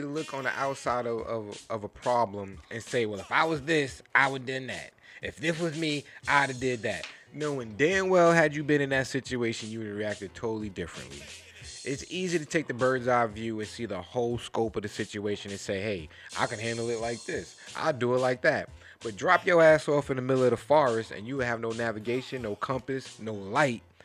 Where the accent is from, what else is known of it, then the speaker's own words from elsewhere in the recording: New York City, New York, United States; I grew up in Flushing, Queens.